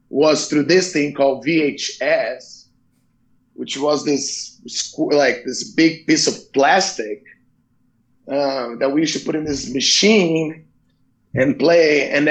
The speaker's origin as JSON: {"language": "English", "country": "Brazil", "tie": "born or raised there", "moved": "yes", "said": "what was it like growing up in Brazil? Um. Well, we had two parts um, the first part, probably until I was like maybe 12, 13, 14 years old, was really good because my dad, he, you know, we live in a middle class family."}